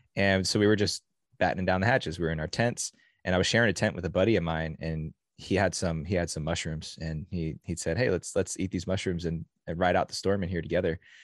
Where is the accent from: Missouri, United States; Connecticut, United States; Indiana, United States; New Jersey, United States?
New Jersey, United States; now in California, United States; As a kid growing up in New Jersey